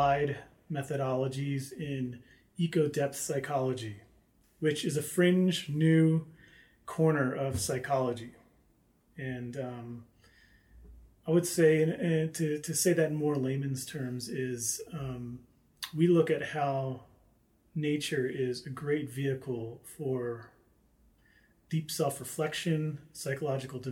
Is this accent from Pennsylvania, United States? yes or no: yes; Philadelphia, Pennsylvania, United States; moved away as an adult; now in Flagstaff, United States; I'm from Philadelphia